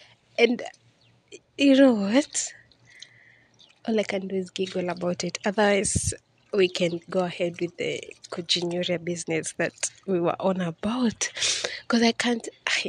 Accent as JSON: {"language": "English", "country": "Kenya", "moved": "as an adult", "lives_now": "Riyadh, Saudi Arabia", "said": "that's how I found myself in an aeroplane. And I moved from Kenya."}